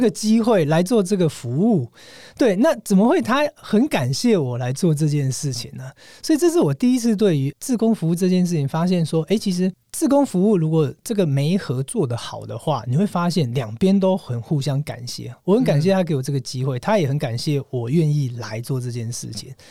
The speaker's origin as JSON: {"language": "Chinese", "country": "Taiwan", "said": "我从台湾来的"}